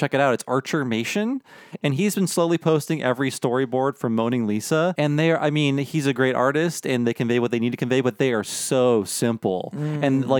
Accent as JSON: {"language": "English", "region": "Texas", "country": "United States", "tie": "born or raised there", "said": "That's right. I grew up in Texas."}